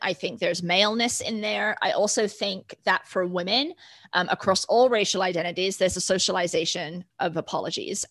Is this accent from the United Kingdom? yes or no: yes; United Kingdom; now in United States; growing up in the United Kingdom